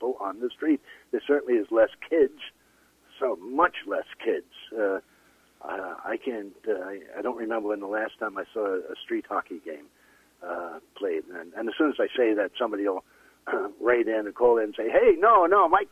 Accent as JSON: {"language": "English", "town": "New York City", "region": "New York", "country": "United States", "tie": "born or raised there", "also_born_or_lived": "Queens / Brooklyn", "moved": "as an adult", "lives_now": "British Columbia, Canada", "said": "I was born in Queens, moved to Brooklyn when I was 1 week old"}